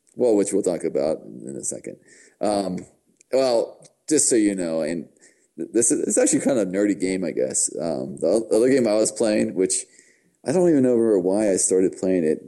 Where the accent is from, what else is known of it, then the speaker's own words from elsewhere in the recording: United States; I'm from America.